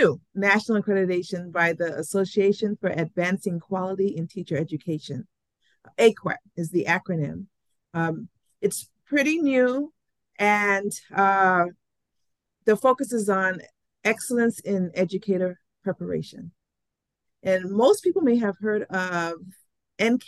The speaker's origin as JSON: {"language": "English", "country": "U.S. Virgin Islands", "tie": "born or raised there", "also_born_or_lived": "New York", "moved": "yes", "said": "while I was born in St. Thomas, I spent half of my childhood years in New York. I returned to St. Thomas first as a 10-year-old."}